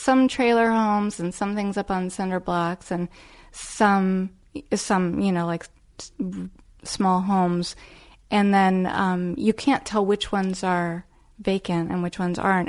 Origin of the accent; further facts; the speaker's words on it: Arlington, Virginia, United States; now in New York, United States; I grew up in Arlington, Virginia